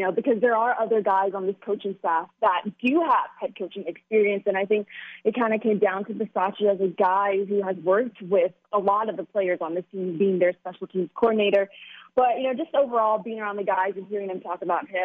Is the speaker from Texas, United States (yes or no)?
yes; Texas, United States; moved away as an adult; now in Las Vegas, United States